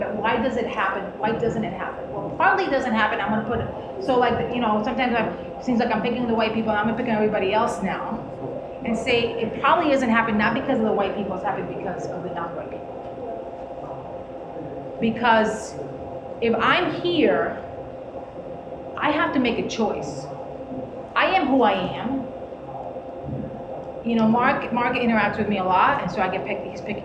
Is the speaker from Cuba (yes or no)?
yes; Cuba; moved away; also born or lived in Miami; We grew up around witchcraft. Like, I'm from Cuba